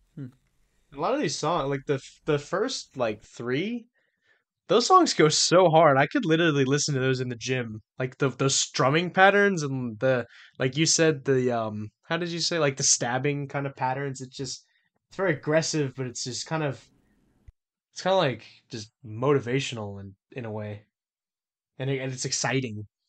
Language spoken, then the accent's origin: English; Louisiana, United States; we're from Louisiana